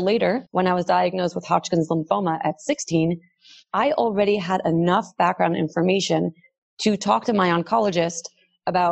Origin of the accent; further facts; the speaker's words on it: New York City, New York, United States; I grew up in Brooklyn